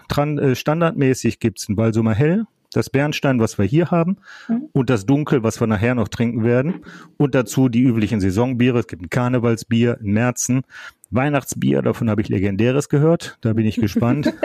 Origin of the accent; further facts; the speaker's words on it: Duisburg, North Rhine-Westphalia, Germany; die Gegend, wo ich groß geworden bin im weitesten Sinne, und zwar die Friemersheimer Rheinauen